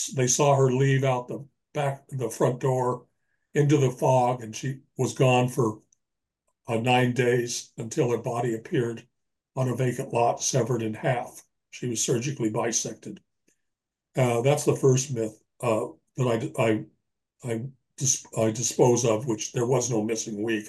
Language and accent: English; Los Angeles, California, United States; moved away as an adult; now in Birch Bay, United States; I've just recently moved from Los Angeles, my hometown, up to uh, Birch Bay, Washington